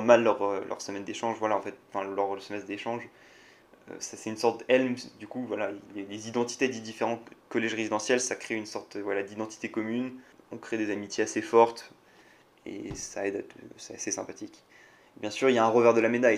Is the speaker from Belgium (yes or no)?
no; France; moved away as an adult; now in Singapore; Je suis un vrai Français